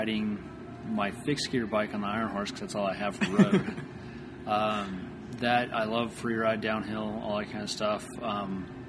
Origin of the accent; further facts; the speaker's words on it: Durango, Colorado, United States; also born or lived in Portland; Born and raised in Durango